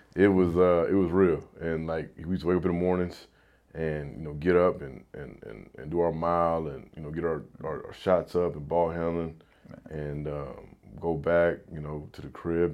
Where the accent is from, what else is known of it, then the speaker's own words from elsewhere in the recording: Houston, Texas, United States; I'm, I'm from Houston